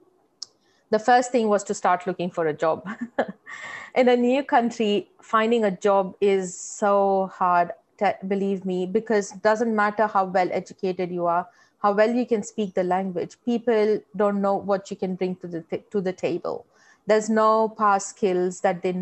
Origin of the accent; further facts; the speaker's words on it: India; moved away as an adult; now in Australia; When I was in India, I grew up in fairly modest household